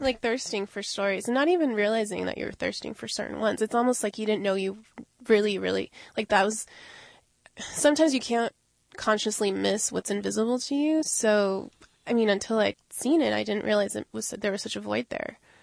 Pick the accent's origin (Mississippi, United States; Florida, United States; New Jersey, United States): Florida, United States; Miami; I grew up mainly in Miami.